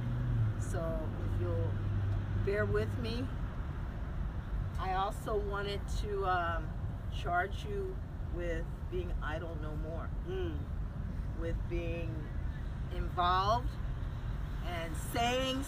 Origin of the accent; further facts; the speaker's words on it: Cahokia, Illinois, United States; I'm from Cahokia.